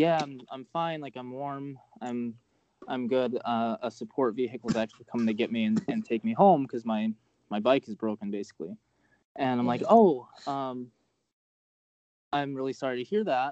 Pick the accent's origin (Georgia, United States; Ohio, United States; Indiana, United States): Georgia, United States; Atlanta; moved away; I'm originally from Atlanta